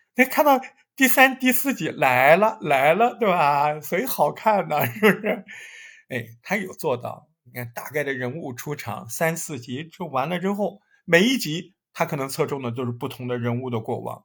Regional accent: Hangzhou, Zhejiang, China; 我对杭州的记忆，更多的就是各种学校嘛，大学的这种老房子、新房子

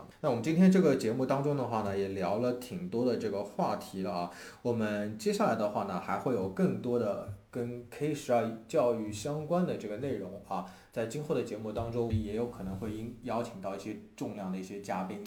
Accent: China; 我们中国人说话

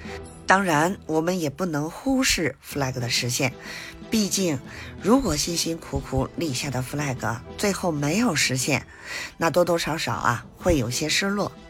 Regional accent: Beijing, China

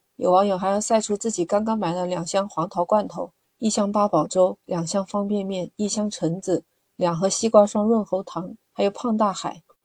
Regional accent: China; 我们中国人这一点真的特别好，我们会把水烧开了喝，不像国外。

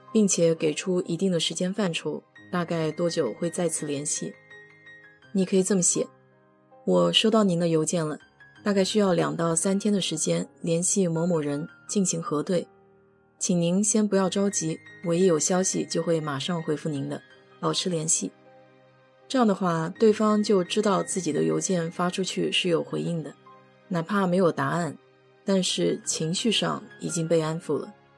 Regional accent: China; 我们中国人

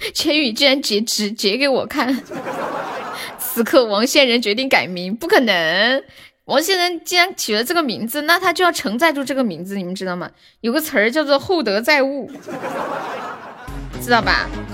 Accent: Harbin, Heilongjiang, China; 我说东北哈尔滨的

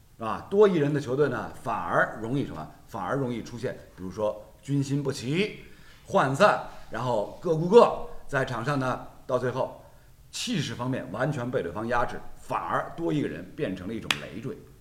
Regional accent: Shanghai, China; 阿拉作为上海人，从小看球

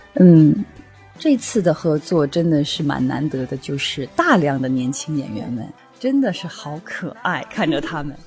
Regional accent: the South, southern China, China; now in Beijing, China; 因为我是南方人

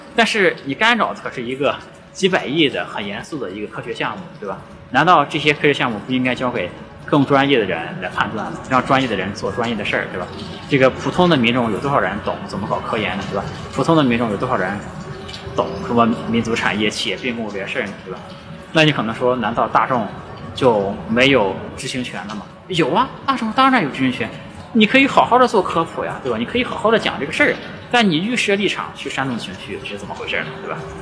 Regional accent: China; 我们中国人

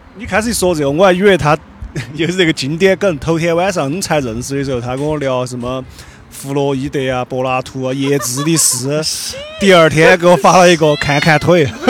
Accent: Sichuan, China; 我们四川人，悄悄地在这个网络里，个小角落里面吐槽一下上海人而已

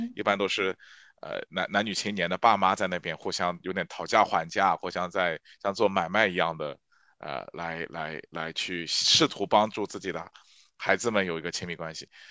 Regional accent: Shanghai, China; 我是上海人

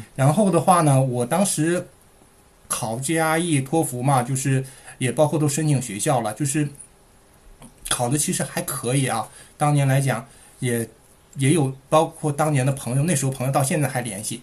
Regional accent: Shuangyashan, Heilongjiang, China; accent: Heilongjiang accent; moved away as an adult; also born or lived in Dalian / Beijing; now in Melbourne, Australia; 我是在黑龙江长大的，呃，呃，上的大学是在大连

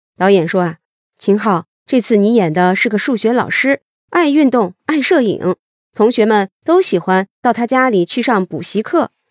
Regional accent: China; 我们中国人传统的合家团圆、欢声笑语的时刻

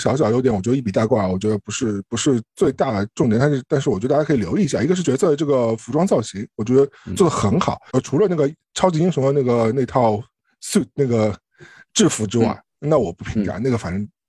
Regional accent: China; 特别是作为一个我们中国人的这样一个身份在这里啊

